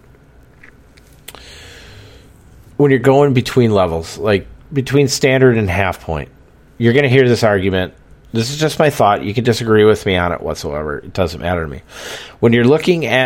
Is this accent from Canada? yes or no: no; Wisconsin, United States; accent: Wisconsin; my Wisconsin accent